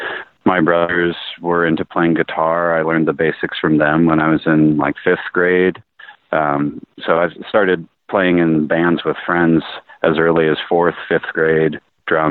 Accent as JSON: {"language": "English", "town": "Salem", "region": "Oregon", "country": "United States", "tie": "born or raised there", "lives_now": "Portland, United States", "said": "Salem, Oregon."}